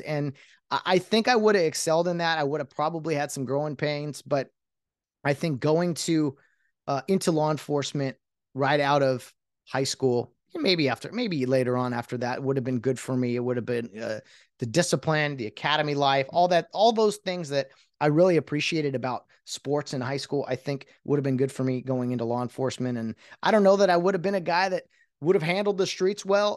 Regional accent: California, United States; I was born and raised in California, never thought I'd leave

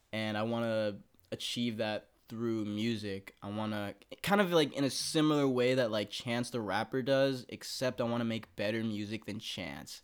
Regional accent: Texas, United States; now in Los Angeles, United States; I'm from Texas

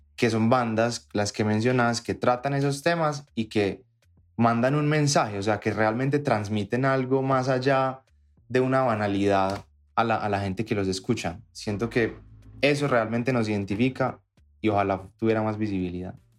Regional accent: Colombia; lo que nos identifica como colombianos en la música y en todo es nuestra historia

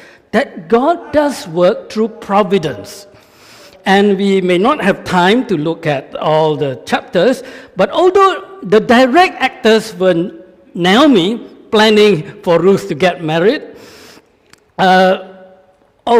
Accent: Malaysia; moved away; I'm from Malaysia

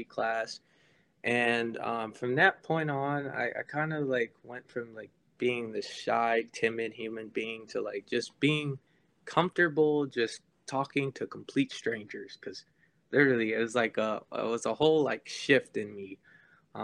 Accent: Florida, United States; also born or lived in St. Croix, U.S. Virgin Islands; I'm originally from St. Croix. If you've never heard of it before, it's a small little island in the Caribbean, probably like 40 minutes south of Puerto Rico. I ended up moving to Florida. My parents moved me to Florida once I was 2 years old, and that's where I've lived pretty much my whole

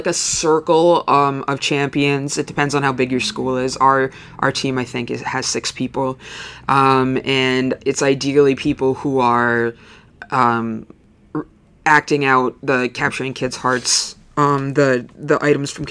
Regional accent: Lakeland, Upper Peninsula, Michigan, United States; I grew up in Lakeland, and so I have teacher friends all over the UP

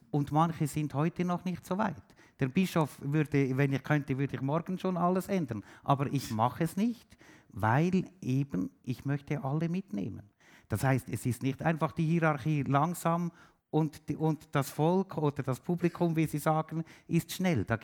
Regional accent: Switzerland; ich bin Schweizer, ich habe es letztens schon am Radio gesagt, ich bin Schweizer

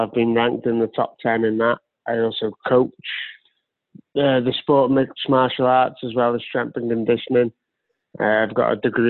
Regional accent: Wales, United Kingdom; now in Wrexham, United Kingdom; I am Welsh.

